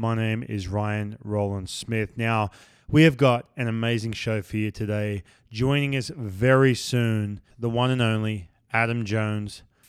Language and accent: English; Australia; We're both from Australia.